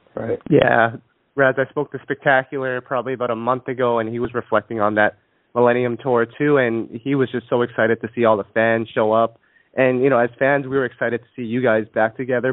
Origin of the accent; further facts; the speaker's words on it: Canada; I'm from Canada. I was born in Canada, raised in Canada